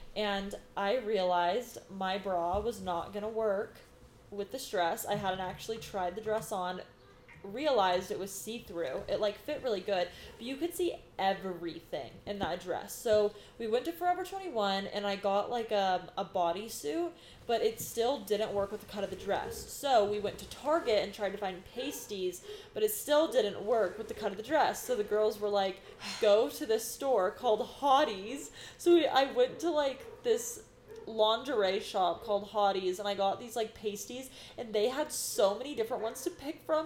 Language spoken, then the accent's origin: English; Sacramento, California, United States; moved away; I am from Sacramento area